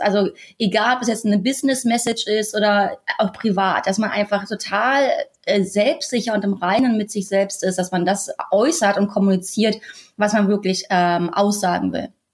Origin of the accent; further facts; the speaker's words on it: Berlin, Germany; moved away as an adult; also born or lived in Australia; Also wir sind ja ursprünglich aus Berlin und wir waren jetzt sechs Jahre in Australien und haben da gelebt.